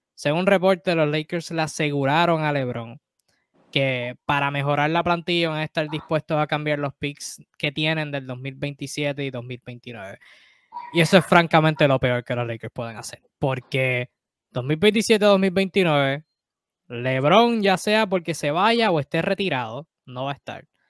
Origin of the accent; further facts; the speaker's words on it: Puerto Rico; nosotros boricuas